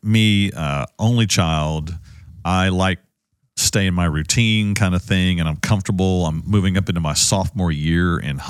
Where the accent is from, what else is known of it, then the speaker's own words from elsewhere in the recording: Dallas, Texas, United States; also born or lived in Missouri; I grew up in Oak Cliff.